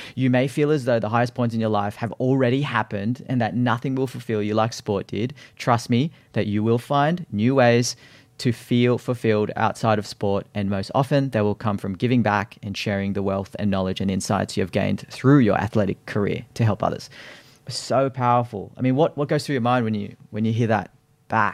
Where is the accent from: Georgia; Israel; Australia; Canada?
Australia; as an Aussie kid growing up, uh, we had swimming school